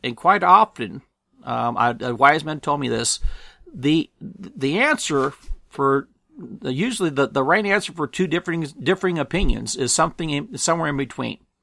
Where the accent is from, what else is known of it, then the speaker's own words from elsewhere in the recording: Apple Valley, California, United States; I was born and raised in Apple Valley, California